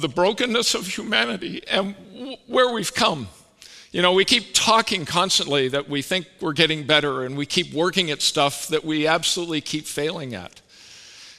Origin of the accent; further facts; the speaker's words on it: Canada; moved away; I'm Canadian